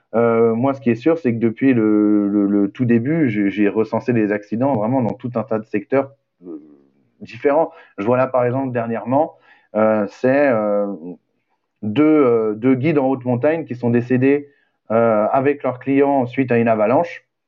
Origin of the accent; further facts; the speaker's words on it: western France, France; now in Pantin, France; je viens de l'ouest de la France